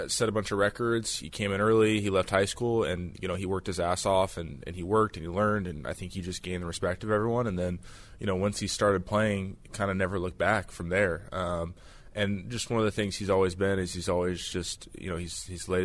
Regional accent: Washington, United States; growing up in Washington

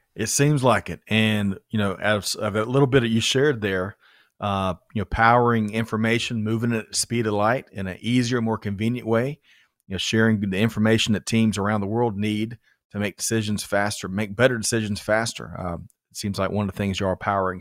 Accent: Aiken, South Carolina, United States; when I grew up in South Carolina, Aiken, it's, it was hash and rice

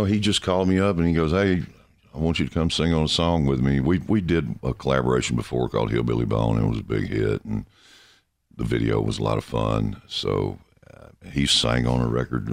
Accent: Shreveport, Louisiana, United States; Shreveport, Louisiana

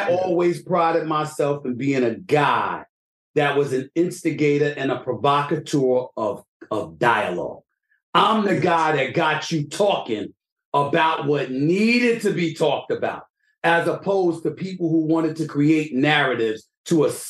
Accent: New York City, New York, United States; I'm from the streets of New York City

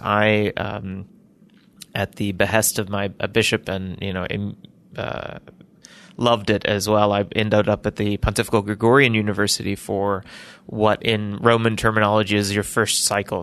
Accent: Birmingham, Alabama, United States; I was born in Birmingham, Alabama

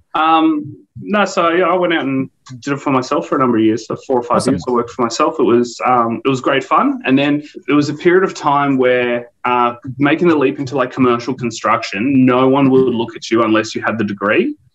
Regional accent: Canberra, Australian Capital Territory, Australia; also born or lived in Sweden; When I grew up in Canberra, I spent some time living overseas

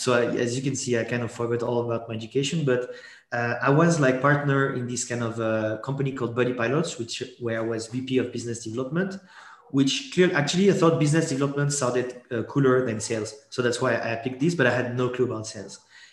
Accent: Geneva, Switzerland; born there; first language French; English is a second language; So French is my mother tongue because I was actually born in Geneva, but my parents are French from the south of France. So French was my mother tongue.

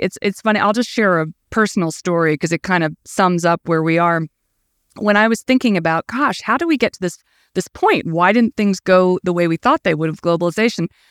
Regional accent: Indiana, United States; I grew up in the Midwest. I'm from Indiana

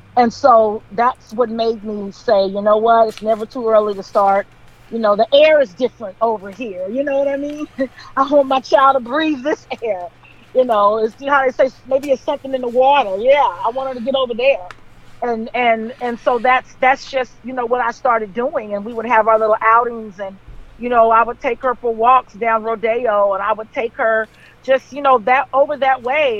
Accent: Compton, California, United States; I grew up in Compton

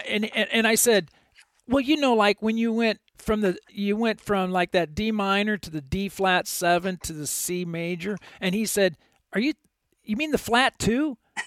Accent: Illinois, United States; I grew up in Illinois in the Quad Cities

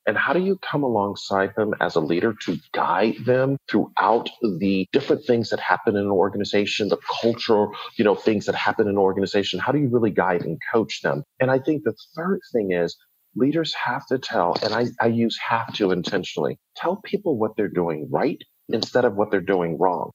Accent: Buffalo, New York, United States; moved away as an adult; also born or lived in Atlanta, Georgia; I grew up in Buffalo, New York, went to Morehouse College in Atlanta, Georgia

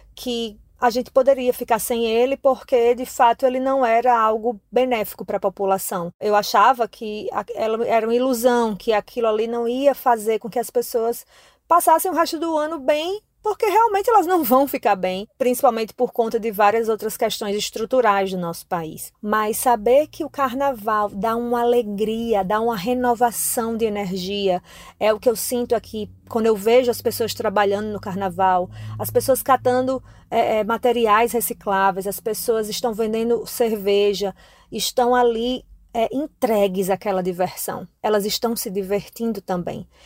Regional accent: Paraíba, Brazil; moved away as an adult; now in Salvador, Brazil; Eu sou nordestina, mas não sou da Bahia, sou paraibana

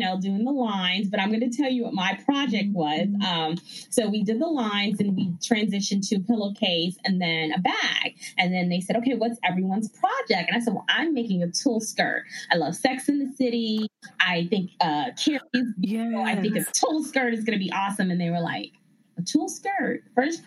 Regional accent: Ghana; moved away; also born or lived in Bronx, New York, United States; growing up in Ghana, West Africa, where my family is from, they all sewed.

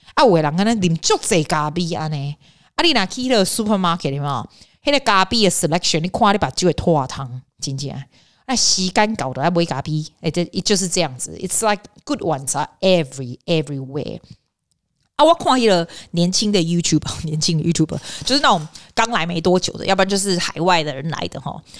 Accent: Australia; 因为我从小就在这里长大的

